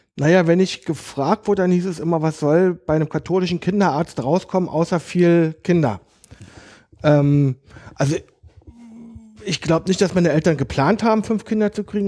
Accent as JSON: {"language": "German", "region": "Berlin", "country": "Germany", "tie": "born or raised there", "also_born_or_lived": "Kaulsdorf, Berlin", "said": "Also ich bin echter Berliner. Ja. Ich bin in Biesdorf ah. ähm, aufgewachsen. Geboren bin ich in Kaulsdorf"}